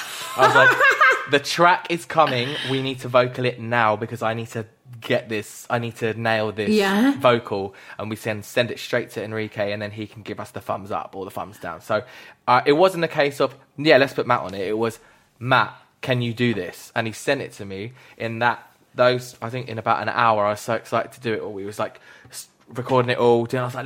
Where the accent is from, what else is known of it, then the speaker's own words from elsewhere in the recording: Spain; first language Spanish; English is a second language; moved away as an adult; now in United Kingdom; I grew up there. I moved to UK when I was 18.